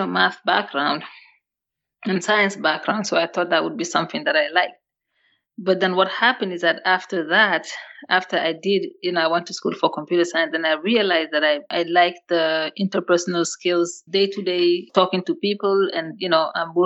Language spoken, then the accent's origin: English; Senegal; English is a second language; moved away as an adult; also born or lived in Mali; now in United States; I grew up in Africa, in West Africa, Senegal.